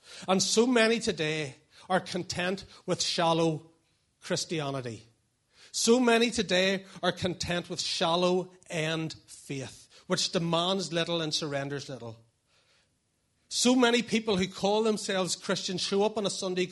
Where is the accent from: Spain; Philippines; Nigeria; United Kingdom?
United Kingdom; Portadown, Northern Ireland; moved away as an adult; also born or lived in Lurgan / Dublin; now in Craigavon, United Kingdom; I was from Portadown